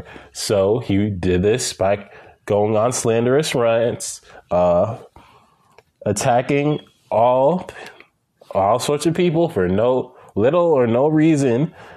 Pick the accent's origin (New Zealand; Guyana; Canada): Guyana; my home country of Guyana